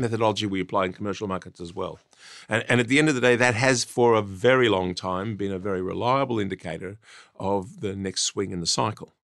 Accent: Australia; I grew up in Australia, learnt my trade in Australia

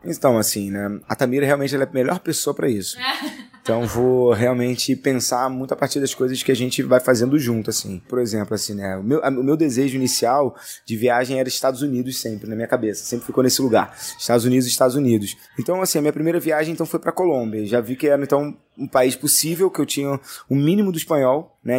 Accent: Rio de Janeiro, Brazil; eu sou né, da Cidade de Deus, cresci na Cidade de Deus

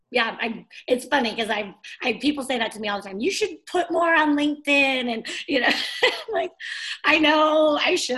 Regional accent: Bay Area, California, United States; I'm from California. I grew up in the Bay Area

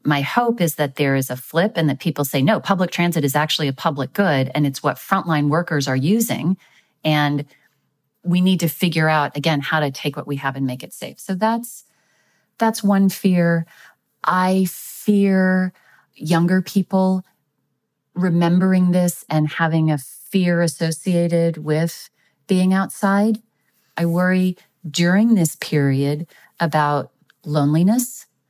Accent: Texas, United States; my home state of Texas

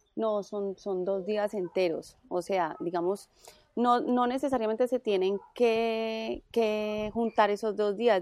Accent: Cali, Valle del Cauca, Colombia; also born or lived in Bogotá; y soy caleña, entonces volví a, Cali

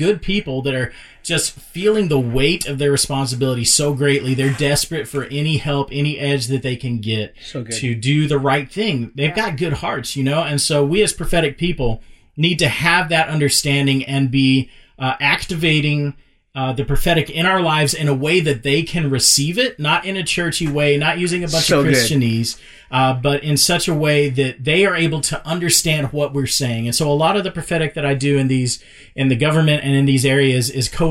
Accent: Dallas, Texas, United States; I grew up in South Oak Cliff in inner city Dallas

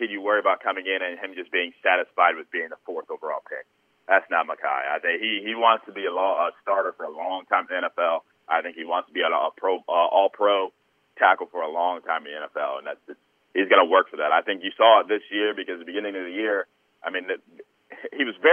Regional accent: Cleveland, Ohio, United States; I'm born and raised in Cleveland, so I'm a Browns fan

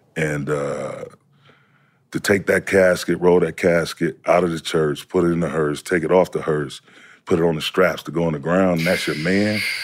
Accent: Saginaw, Michigan, United States; moved away; also born or lived in Lubbock, Texas; East Side, Saginaw, between Remington and Holland

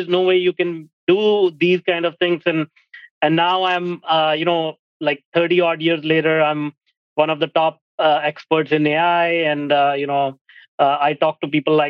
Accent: India; moved away as an adult; now in Vancouver, Canada; I grew up in India

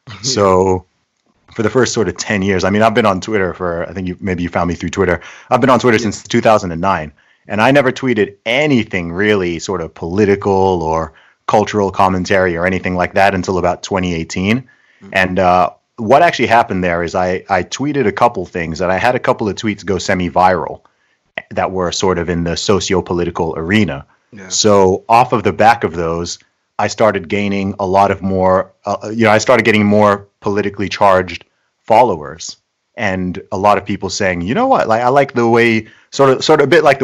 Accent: Saudi Arabia; accent: hybrid; also born or lived in United Kingdom; I am British by nationality. Nice. I was born in the UK, but when I was 1 year old, I actually moved to Saudi Arabia.

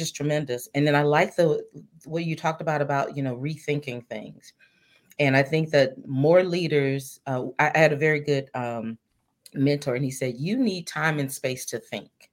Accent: Mississippi, United States; moved away; I'm originally from Mississippi.

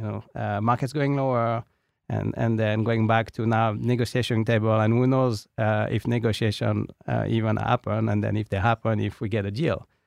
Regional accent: France; accent: French; also born or lived in United Kingdom; now in United States; with my French accent

